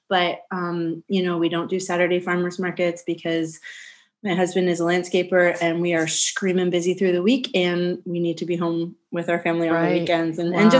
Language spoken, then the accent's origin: English; Carlisle, Pennsylvania, United States; And so I'm from Central PA. And so we moved back here to Carlisle, home to my roots, which is how we got our name.